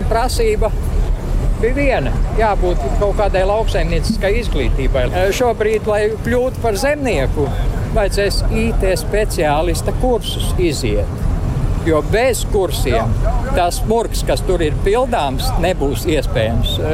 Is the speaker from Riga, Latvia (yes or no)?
no; Vecpils, Kurzeme, Latvia